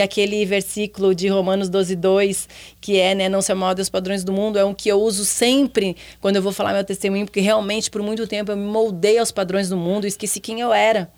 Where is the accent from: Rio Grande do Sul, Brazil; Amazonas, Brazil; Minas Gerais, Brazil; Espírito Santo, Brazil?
Rio Grande do Sul, Brazil; Porto Alegre; eu sou de Porto Alegre, sou gaúcha